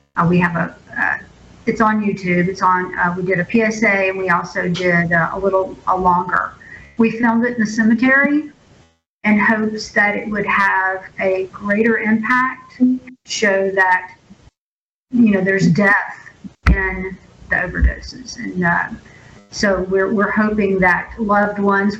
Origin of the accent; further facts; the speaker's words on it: Jackson County, Mississippi, United States; I am born and bred Jackson County resident